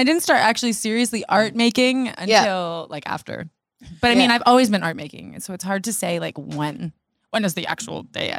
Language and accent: English; Hamilton, Ontario, Canada; born or raised there; moved away